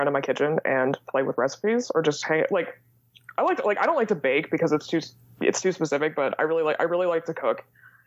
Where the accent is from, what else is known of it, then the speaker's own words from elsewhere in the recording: Indiana, United States; first language English; also born or lived in Sweden; So I'm from Indiana. I grew up in a college town in Indiana, and I live in the biggest city in our state now